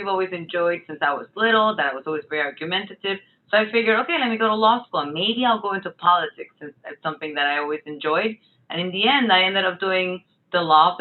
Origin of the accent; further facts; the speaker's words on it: Puerto Rico; moved away as an adult; also born or lived in Miami; my mom is Venezuelan, but I was born and raised in Puerto Rico, and I'm very proud of that.